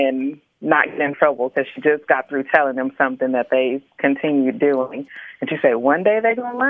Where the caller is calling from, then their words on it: Dallas, Texas, United States; I'm calling from Dallas.